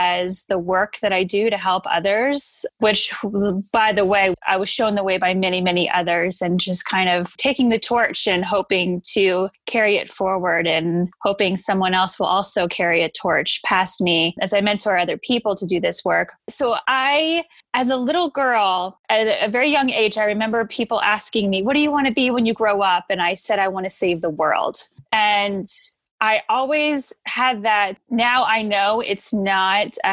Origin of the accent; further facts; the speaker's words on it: the South, United States; also born or lived in Georgia / Florida; I grew up in the South. So I grew up in Georgia and Florida.